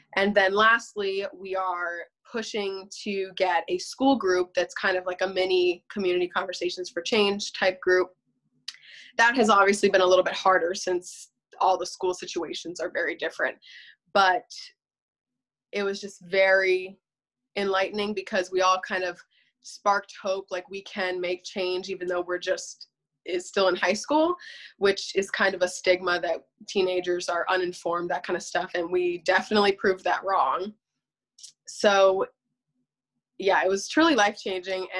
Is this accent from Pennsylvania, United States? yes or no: yes; Berks County, Pennsylvania, United States; I'm also from Berks County in um, Pennsylvania